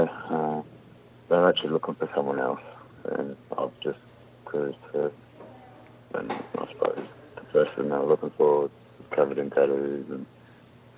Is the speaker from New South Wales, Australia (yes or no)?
no; Melbourne, Victoria, Australia; I'm from Melbourne